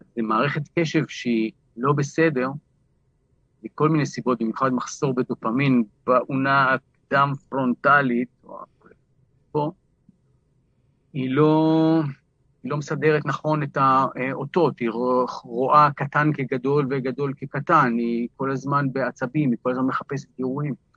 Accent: Jerusalem, Jerusalem District, Israel; גדלתי בבלוק, שכונת קטמון בירושלים

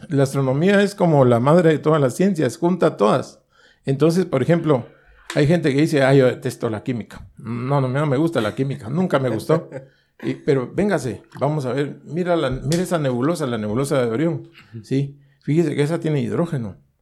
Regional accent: Guatemala; yo, vengo de Guatemala

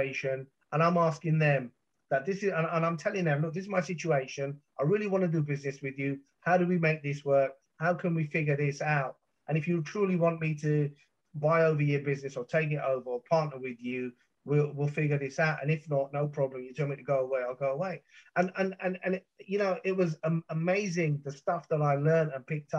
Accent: London, United Kingdom; growing up in South London

